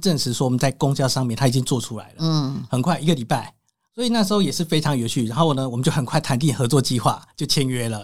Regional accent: Guanxi, Hsinchu County, Taiwan; 我是来自农村嘛，我的父母都是，呃，农民。比如说小时候我们是种茶，种稻出生的，嗯，那务农都关系嘛，很，对，哈。在新竹关系就是乡下，丘陵地

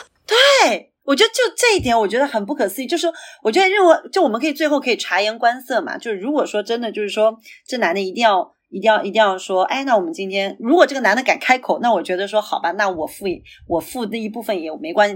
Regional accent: Shanghai, China; 作为上海人

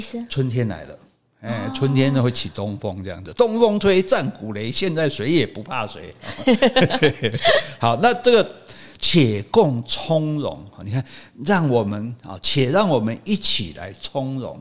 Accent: Taiwan; 我是中华民国的

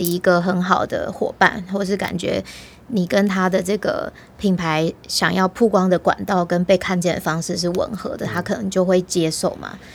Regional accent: Taiwan; 从我们我台湾人的角度来看，我有时候就觉得很有趣。

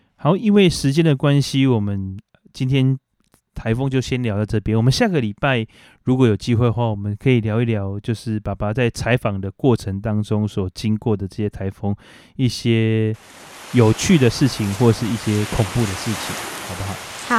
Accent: Taiwan; 我们台湾人

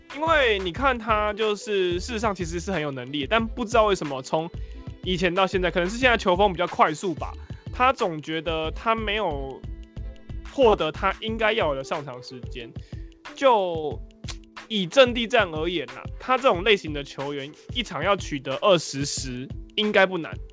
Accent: Taiwan; 我们台湾人

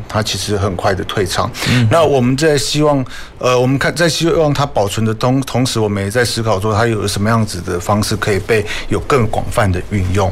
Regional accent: Kaohsiung, Taiwan; also born or lived in Cijin; 自己本身小时候是在那个盐城区跟，也是永嘉长大

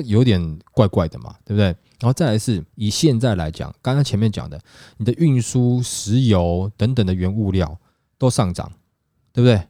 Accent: Taiwan; 我们台湾人

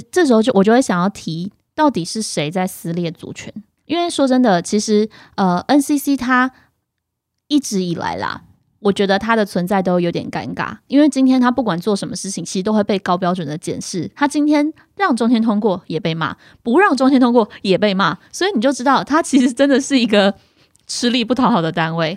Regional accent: Yilan County, Taiwan; 我们宜兰那边有一个工厂

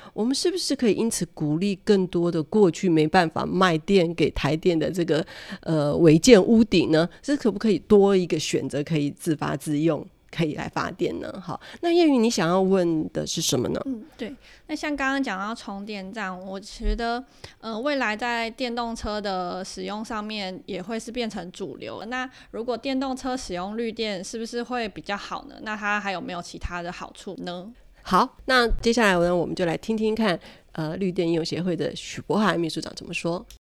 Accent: Taiwan; 身为台湾人

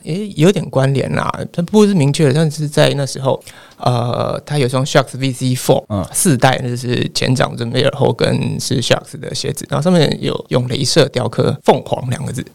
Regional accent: Nantou County, Taiwan; 我是在呃南投长大

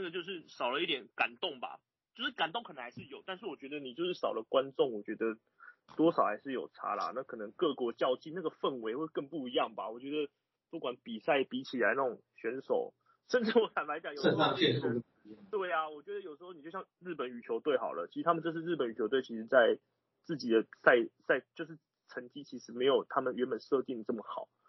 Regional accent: Taiwan; 就是我们台湾人嘛，

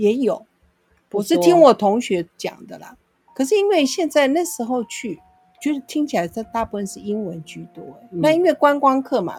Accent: Taipei, Taiwan; 天龙国的人，呃，没错，从小生活在天龙国。

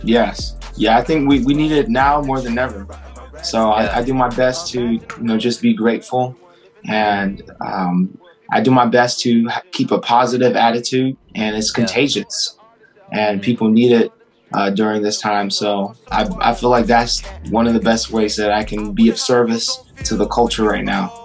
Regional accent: San Diego, California, United States; I'm from San Diego, California

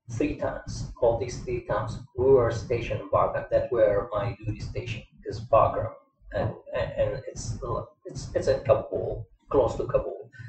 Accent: Kuwait; also born or lived in Lebanon; now in United States; I born and raised, born and raised in Kuwait. Mm. Even though I'm Lebanese, but I born and raised in Kuwait

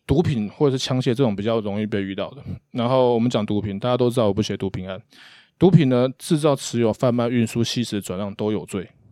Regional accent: Hsinchu, Taiwan; 我们新竹人

